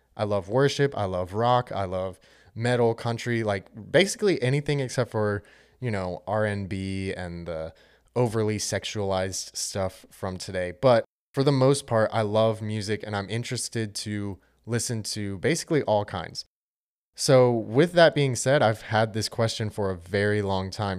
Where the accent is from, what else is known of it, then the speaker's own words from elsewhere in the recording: Charlotte, North Carolina, United States; I'm from Charlotte, North Carolina